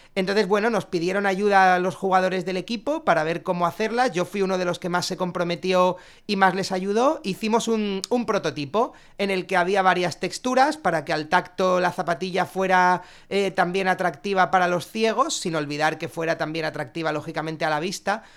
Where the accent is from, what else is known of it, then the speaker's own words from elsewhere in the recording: Alicante, Valencian Community, Spain; los tres socios cofundadores somos alicantinos